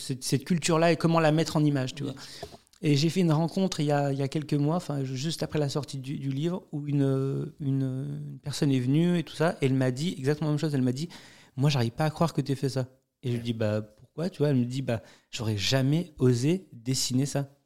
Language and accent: French; France; je suis né en France